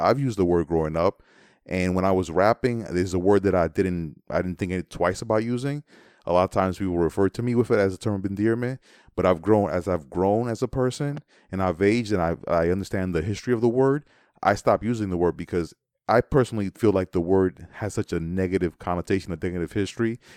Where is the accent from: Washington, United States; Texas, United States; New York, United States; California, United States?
New York, United States; New York City; I am from the Bronx and I am of Dominican descent, um, and I did grow up listening to … and … and and New York City hip hop